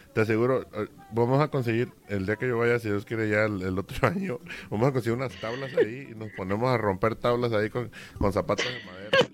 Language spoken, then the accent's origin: Spanish; Veracruz, Mexico; moved away; yo soy de, Veracruz, México.